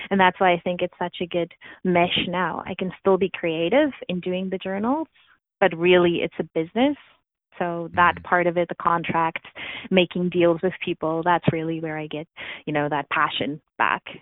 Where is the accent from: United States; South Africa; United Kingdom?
South Africa; moved away as an adult; now in Canada; I was born and raised in South Africa, so I immigrated to Canada actually a month ago. It would be 16 years.